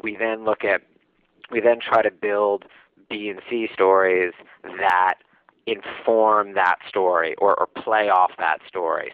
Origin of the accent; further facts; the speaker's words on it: New York City, New York, United States; I'm from Manhattan